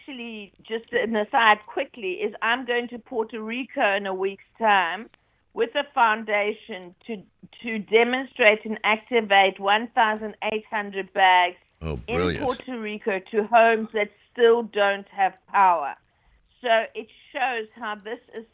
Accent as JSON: {"language": "English", "country": "South Africa", "moved": "yes", "lives_now": "United Kingdom", "said": "I'm a South African"}